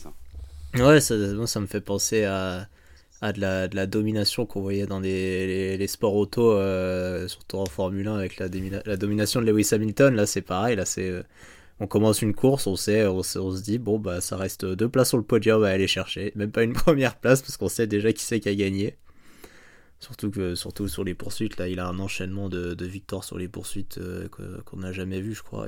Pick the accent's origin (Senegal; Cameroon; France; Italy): France; en tant que Français